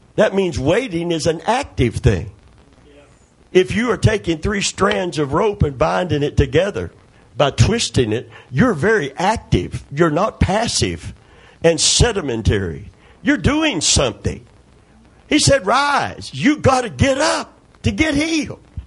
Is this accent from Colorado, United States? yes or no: no; Kentucky, United States; I'm from Kentucky